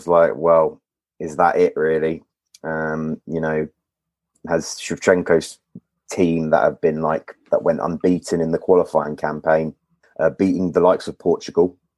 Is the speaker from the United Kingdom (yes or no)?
yes; London, United Kingdom; Born and raised in London. Born in Wembley, actually.